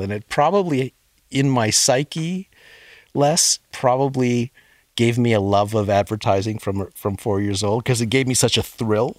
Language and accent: English; Sudbury, Ontario, Canada; my parents met in Sudbury, and I was born there in nineteen fifty-nine.